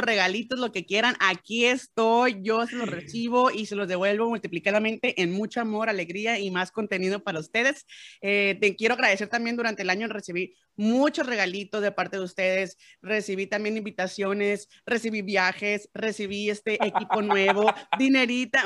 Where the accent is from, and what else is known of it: Mexico